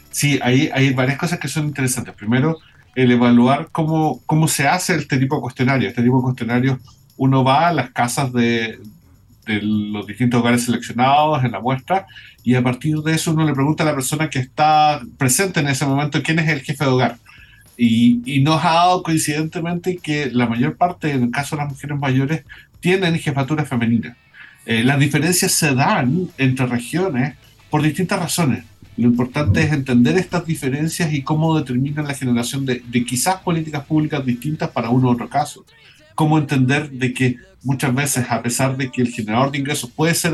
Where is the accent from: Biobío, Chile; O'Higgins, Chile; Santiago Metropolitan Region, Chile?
Biobío, Chile; Concepción; Concepción. Yo soy de Concepción